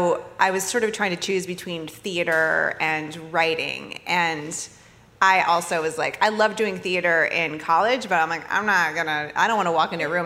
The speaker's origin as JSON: {"language": "English", "region": "Maine", "country": "United States", "tie": "born or raised there", "moved": "as an adult", "lives_now": "Los Angeles, United States", "said": "I grew up in Maine"}